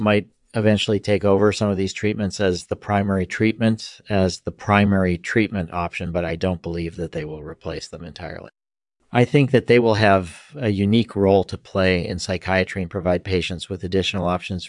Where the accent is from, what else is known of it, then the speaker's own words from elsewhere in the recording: Springfield, Massachusetts, United States; born there; Sure. I was born in 1959 in Springfield, Massachusetts.